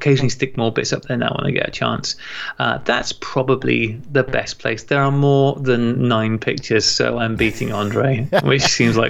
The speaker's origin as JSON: {"language": "English", "country": "United Kingdom", "said": "I am a British citizen."}